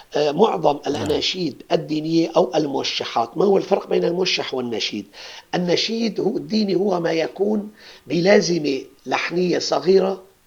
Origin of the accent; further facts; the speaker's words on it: Aleppo, Aleppo Governorate, Syria; عندنا بحلب نقول هذا الكأس قد هذا الكأس